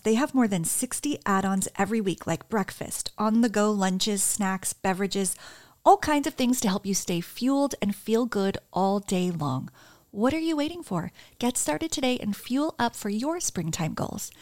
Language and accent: English; New Jersey, United States; now in New York City, United States; I'm from New Jersey